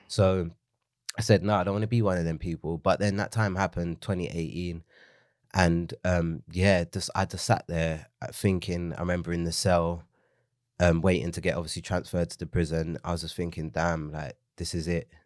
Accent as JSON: {"language": "English", "region": "London", "country": "United Kingdom", "tie": "born or raised there", "said": "it was on the road that I grew up in in Leytonstone."}